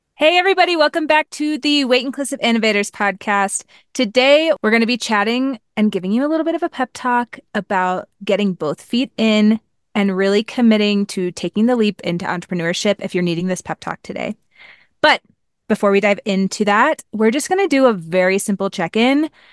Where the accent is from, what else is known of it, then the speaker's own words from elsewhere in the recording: Missouri, United States; I grew up in Missouri, went to school at Mizzou